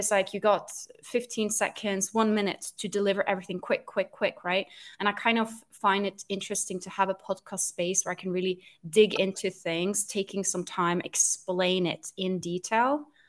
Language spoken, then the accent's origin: English; Norway; English is a second language; now in London, United Kingdom; I'm Norwegian, so you can maybe hear my accent. It's a little bit hard to identify. People usually can't quite tell where my accent is from because it's a bit of a mix of everything. I'm Norwegian, but I am living in London.